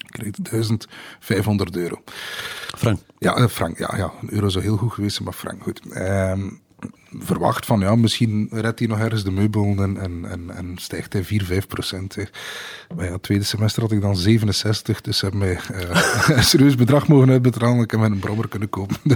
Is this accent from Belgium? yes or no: yes; Maarkedal, Flanders, Belgium; also born or lived in Oudenaarde / Ghent; altijd eh, ja, opgegroeid in Markendal.